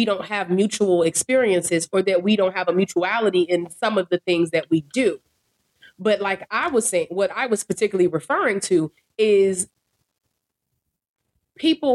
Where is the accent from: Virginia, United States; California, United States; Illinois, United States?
Illinois, United States; Chicago; Girl from Chicago, we all Black